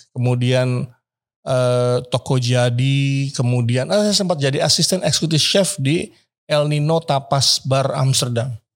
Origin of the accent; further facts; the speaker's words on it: Indonesia; saya dari Indonesia